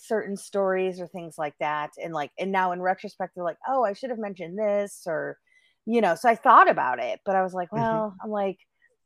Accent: Chicago, Illinois, United States; I am a Chicago native

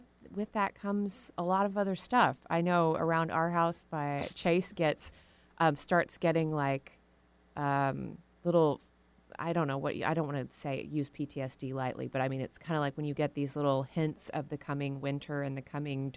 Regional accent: Texas, United States; I was born and raised in Texas

